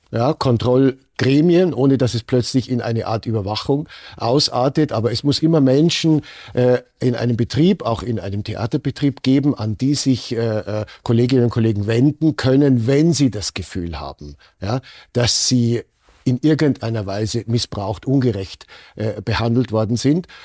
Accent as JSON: {"language": "German", "country": "Germany", "lives_now": "Austria", "said": "Regeln in Österreich, sind nicht so streng ausgelegt worden wie in anderen Ländern, zum Beispiel in meiner Heimat Deutschland."}